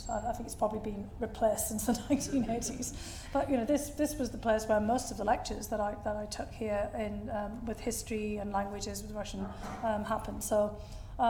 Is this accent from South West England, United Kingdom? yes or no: no; Bishop Auckland, North East England, United Kingdom; moved away as an adult; now in United States; my hometown of Bishop Auckland, County Durham